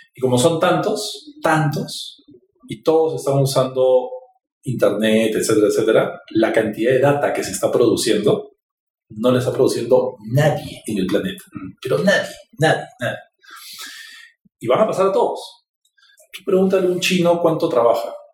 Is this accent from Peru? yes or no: yes; Peru; Los peruanos somos súper creativos